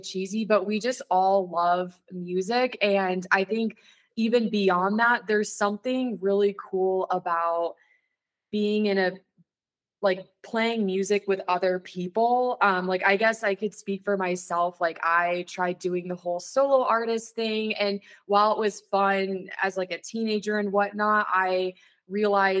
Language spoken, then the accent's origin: English; San Diego, California, United States; now in Denver, United States; I'm from San Diego